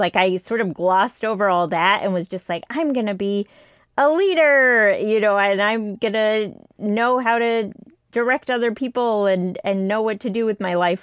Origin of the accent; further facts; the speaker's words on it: United States; I was the only one in my family born in the U S, like, everyone else was born in India